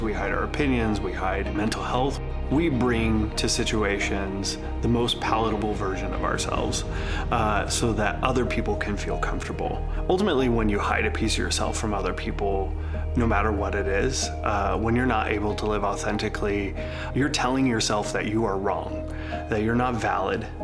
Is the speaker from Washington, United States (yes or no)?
yes; Seattle, Washington, United States; I'm from Seattle, Washington